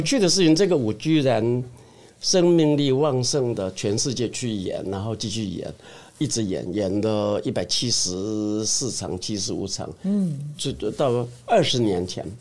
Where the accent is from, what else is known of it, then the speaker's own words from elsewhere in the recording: Xingang, Chiayi County, Taiwan; moved away; 我的故乡新港嘉义